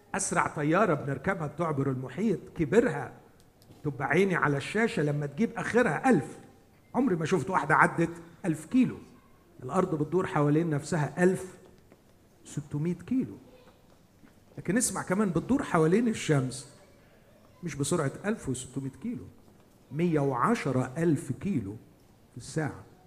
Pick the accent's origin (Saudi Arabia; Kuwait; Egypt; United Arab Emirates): Egypt; عندنا في مصر